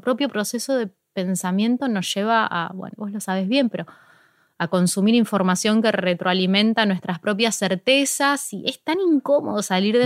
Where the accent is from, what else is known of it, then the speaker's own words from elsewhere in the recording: Ciudad Evita, Buenos Aires Province, Argentina; empecé justo en Ciudad Vita, que es de donde yo soy